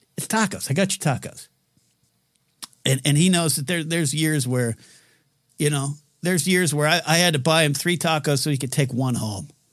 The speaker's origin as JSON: {"language": "English", "region": "Central Coast of California", "country": "United States", "tie": "born or raised there", "also_born_or_lived": "Orange County, California", "said": "the neck of the woods that I grew up in, uh, after I moved up from Orange County at seven to, to Central Coast of California."}